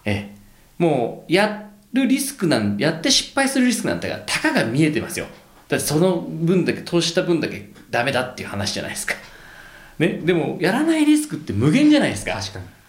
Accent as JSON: {"language": "Japanese", "region": "Tokyo", "country": "Japan", "tie": "born or raised there", "said": "この東京で育って東京でねそ暮らしてて日本語で生活してて"}